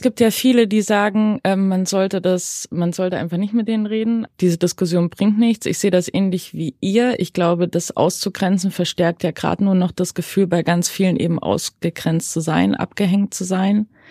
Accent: Saxony, Germany; Also ich bin in Sachsen groß geworden, in so einem kleinen Dörfchen in Sachsen

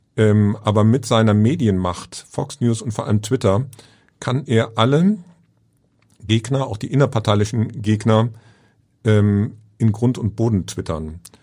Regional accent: Germany; als Deutscher

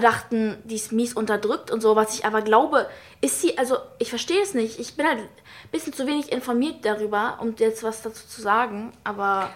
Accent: United States; ich bin ja auch Amerikanerin

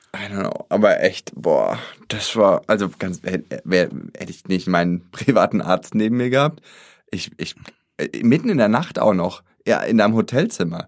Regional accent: Germany; ich komme aus Deutschland

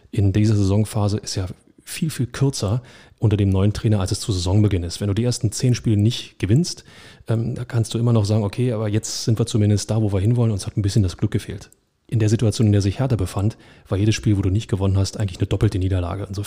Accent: Berlin, Germany; da stehst du auch als Berliner davor

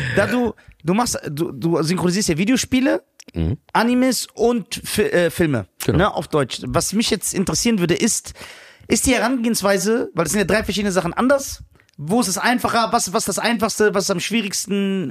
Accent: Tunisia; now in Germany; ich bin ja aus Tunesien

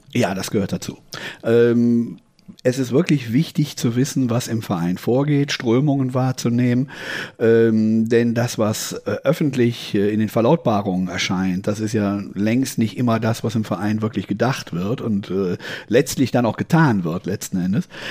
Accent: Düsseldorf, North Rhine-Westphalia, Germany; in meiner Heimatstadt, die Düsseldorf ja ist

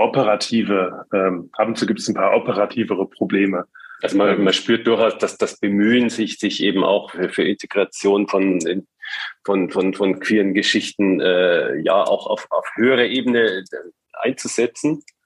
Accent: rural Bavaria, Germany; now in Hamburg, Germany; in, in, in Bayern auf dem Land, wo ich herkomme

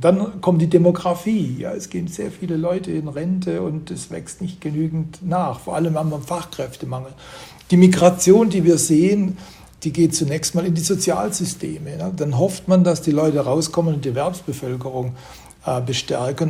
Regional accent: Germany; wir sind als Deutsche irgendwie mittendrin

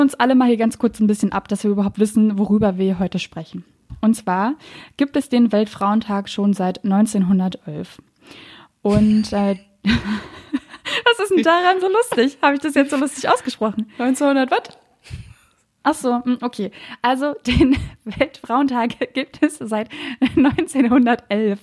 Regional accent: Berlin, Germany; ich bin Berlinerin

